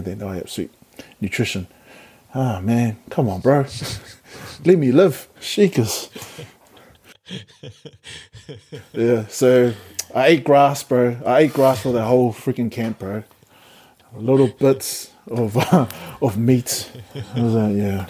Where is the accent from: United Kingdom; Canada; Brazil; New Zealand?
New Zealand; Wellington; because I'm from Wellington, should I sit in the middle?